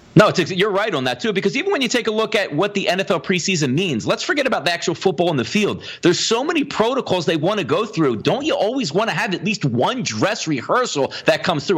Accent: Philadelphia, Pennsylvania, United States; we grew up on Philadelphia.

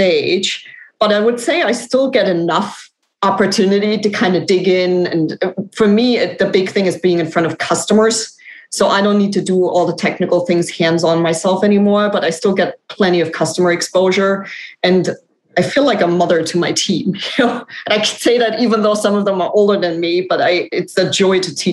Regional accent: Germany; moved away as an adult; now in United States; I'm actually from Germany. So I thought I'd come to the US for 2 or 3 years and now it's been, you know, 17

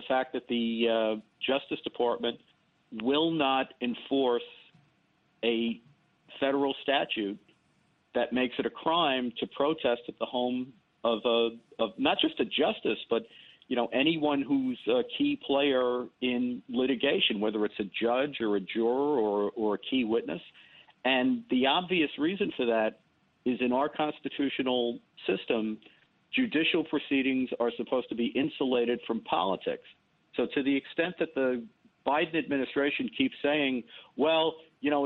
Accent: New York City, New York, United States; I grew up in the South Bronx, in the Bronx, and went to school in the South Bronx in the 60s and 70s

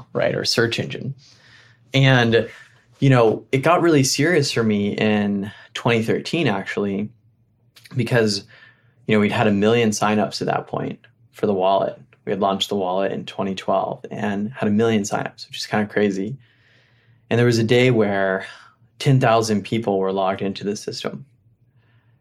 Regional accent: Appalachia, United States; moved away; also born or lived in Middle East / East Africa; I grew up in Appalachia, spent a lot of time in Middle East and East Africa when I was younger.

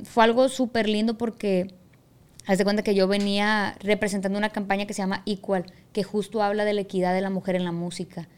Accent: Culiacán, Sinaloa, Mexico; Yo ya nací aquí, pues en Culiacán. Mi mamá también nació en Culiacán

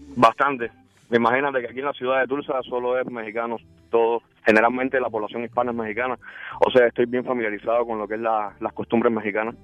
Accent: Cuba; now in Oklahoma, United States; nací en una ciudad en Cuba que es pura playa

